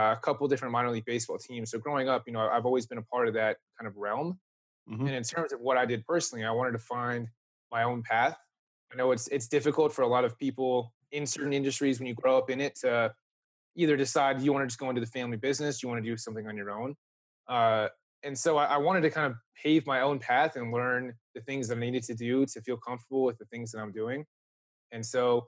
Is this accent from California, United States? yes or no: yes; Los Angeles, California, United States; accent: Valley; I am born and raised in Southern California, specifically San Fernando Valley. So what I tell people is that I'm a stereotypical Valley boy